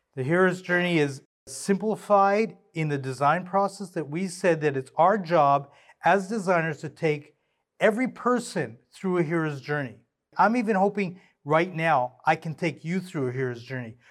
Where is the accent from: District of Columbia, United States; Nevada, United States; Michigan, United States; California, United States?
California, United States; Southern; I grew up in Southern California